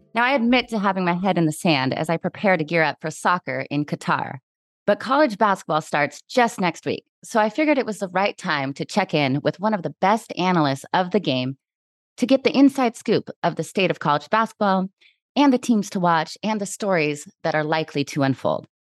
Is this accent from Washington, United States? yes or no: yes; Washington, United States; I'm from Washington State